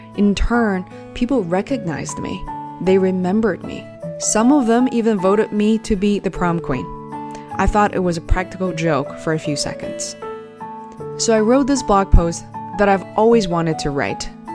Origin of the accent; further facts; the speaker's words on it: Beijing, China; Growing up in Beijing in the 80s and 90s